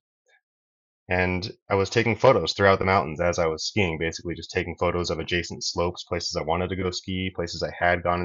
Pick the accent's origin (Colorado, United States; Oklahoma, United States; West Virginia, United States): Colorado, United States; Fort Collins; also born or lived in Durango, Colorado; now in Crested Butte, United States; So I grew up in Fort Collins, Colorado